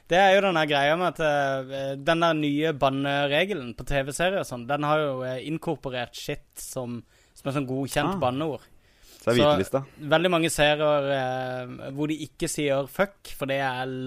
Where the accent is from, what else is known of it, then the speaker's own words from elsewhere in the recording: around Kristiansand, Agder, Norway; Da jeg vokste opp, så Rundt Kristiansand